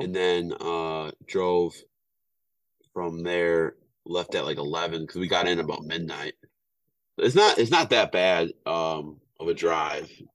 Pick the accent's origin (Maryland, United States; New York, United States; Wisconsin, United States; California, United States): Wisconsin, United States; moved away; I'm from Wisconsin.